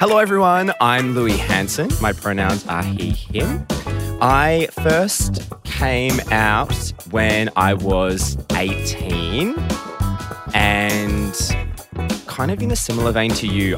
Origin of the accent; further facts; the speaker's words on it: Melbourne, Victoria, Australia; I grew up in Melbourne, south of Melbourne, kind of close to the beach